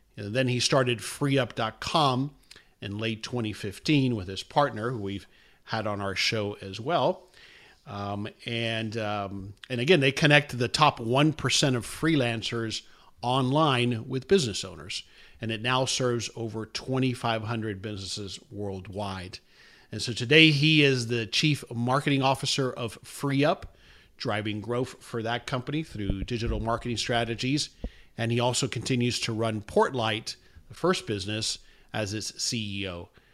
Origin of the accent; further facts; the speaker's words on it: South Florida, United States; moved away; I'm from South Florida originally